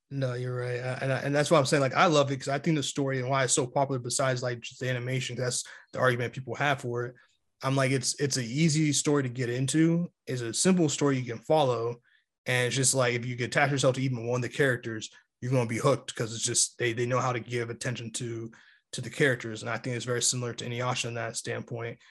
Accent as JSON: {"language": "English", "town": "New York City", "region": "New York", "country": "United States", "tie": "born or raised there", "said": "my hometown"}